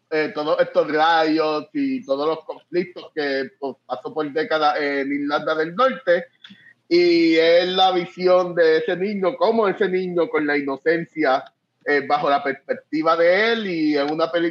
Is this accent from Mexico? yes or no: no; Puerto Rico; moved away as an adult; now in Northern Ireland; yo me mudé de Puerto Rico cuando estaba pasando lo de el verano del 2019 con, eh, con Ricky renuncia. Yo, ah, yo, yo me fui de Puerto Rico al otro día que Ricky renunció, literal.